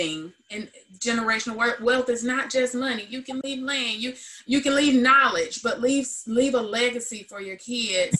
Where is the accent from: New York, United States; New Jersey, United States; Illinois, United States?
Illinois, United States; Joliet; I grew up in Joliet, Illinois